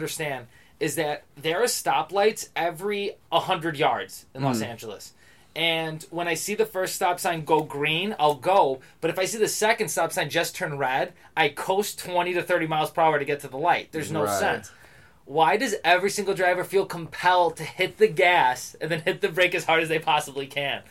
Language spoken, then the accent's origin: English; Greece; I'm from Greece. I've not been a Greek here yet.